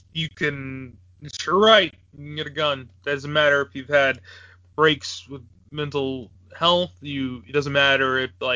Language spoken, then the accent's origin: English; Virginia, United States; moved away; where I grew up in Virginia